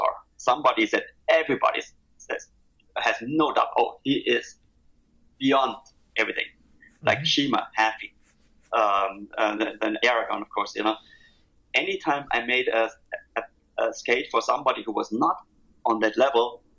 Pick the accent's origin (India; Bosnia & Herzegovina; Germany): Germany; English is a second language; moved away as an adult; now in San Diego, United States; I grew up in Germany